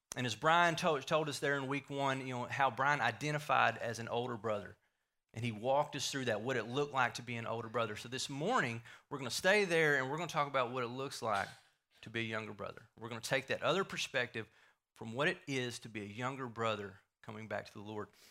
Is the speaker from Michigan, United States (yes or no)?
no; Wills Point, Texas, United States; I grew up here in Wills Point, um, born and raised in Wills Point.